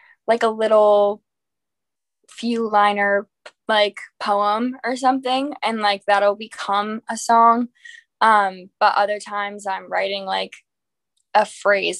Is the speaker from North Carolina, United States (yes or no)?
yes; Raleigh, North Carolina, United States; now in Nashville, United States; I'm from Raleigh, North Carolina